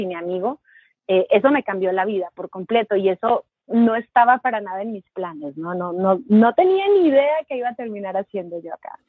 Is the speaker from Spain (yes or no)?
no; Monterrey, Nuevo León, Mexico; moved away as an adult; now in New York, United States; yo nací y crecí en Monterrey, México